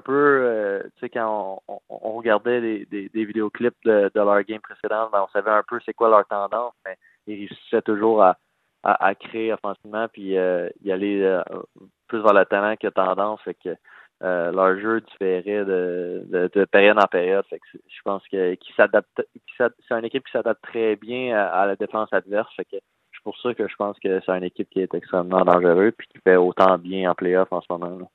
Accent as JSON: {"language": "French", "town": "Val-d'Or", "region": "Quebec", "country": "Canada", "tie": "born or raised there", "also_born_or_lived": "Rouyn-Noranda, Quebec / Nashville, United States", "moved": "as an adult", "said": "je viens de de Val d'Or"}